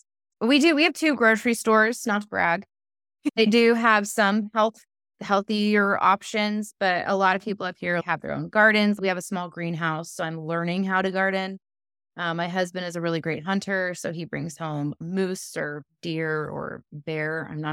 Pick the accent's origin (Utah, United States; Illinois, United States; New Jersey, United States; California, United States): California, United States; And I am solar powered because I'm from California.